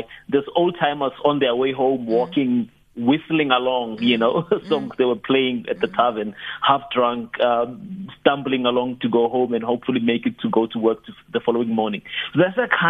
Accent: South Africa; I grew up in Harankua

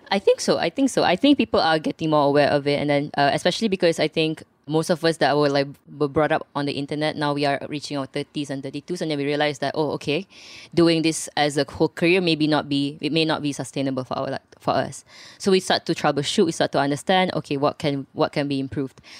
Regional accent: Subang Jaya, Selangor, Malaysia; I'm from Subang Jaya, and I'm one of the partners of Safe House K L

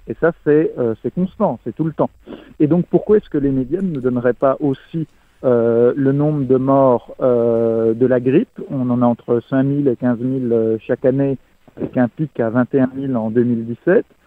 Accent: France; en tant que Français

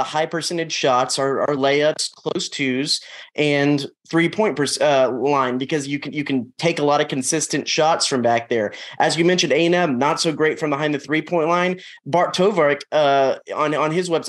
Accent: Dallas, Texas, United States; my hometown, Dallas

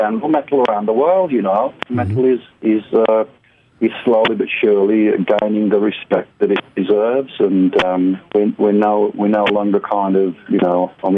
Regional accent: United Kingdom; As a British metalhead from a British heavy metal band

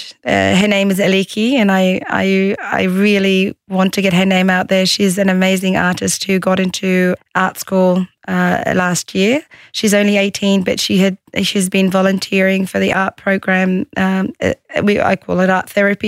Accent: Australia; also born or lived in Egypt; I was born and raised in Australia, but I did live in Egypt for 5 years when I got married

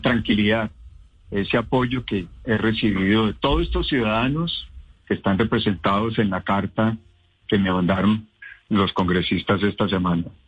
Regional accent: Pensilvania, Caldas, Colombia; yo soy de Pensilvania Caldas, un pequeño pueblo, y me inicié como concejal y alcalde

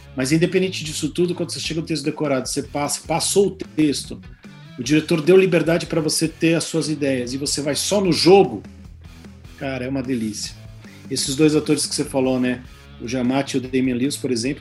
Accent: Brazil; sou brasileiro, sou ator

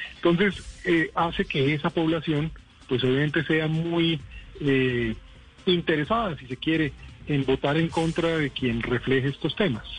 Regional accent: Colombia; como colombiano y como persona que ha ejercido eh, la responsabilidad de representar a Colombia

